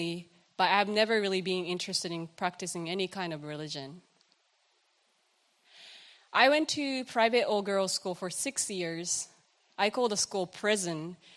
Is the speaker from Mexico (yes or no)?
no; Kochi, Japan; English is a second language; moved away as an adult; now in Washington, United States; I was born and raised in Kochi, Japan